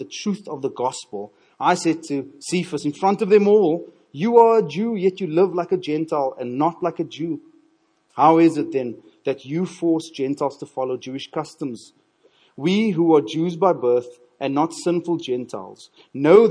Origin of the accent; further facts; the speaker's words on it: Cape Town, Western Cape, South Africa; I'm from Cape Town, thoroughly Cape Townian